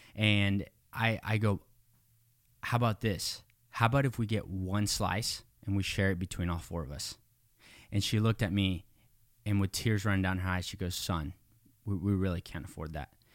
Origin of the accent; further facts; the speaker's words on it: Mexico; I was born in Mexico. I, you know, grew up in poverty